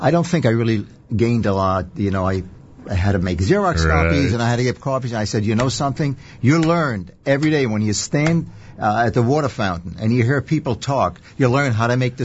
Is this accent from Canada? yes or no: no; Israel; now in United States; I was born and raised in Israel.